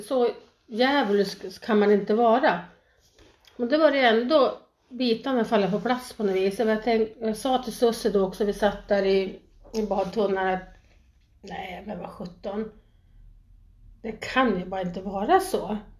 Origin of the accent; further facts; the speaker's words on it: Sweden; moved away as an adult; also born or lived in Thailand; jag var svensk